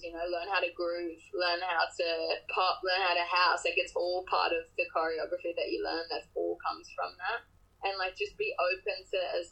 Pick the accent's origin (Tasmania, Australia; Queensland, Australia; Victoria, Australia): Queensland, Australia; Sunshine Coast; now in Sydney, Australia; So I'm from Queensland. I'm from the Sunshine Coast, which is where I am now